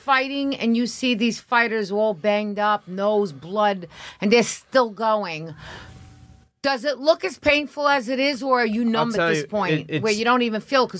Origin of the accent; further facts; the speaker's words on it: New York City, New York, United States; also born or lived in Bronx; I'm not from the Bronx, by the way. I'm born and raised in East Harlem, which was a very predominantly Italian neighborhood.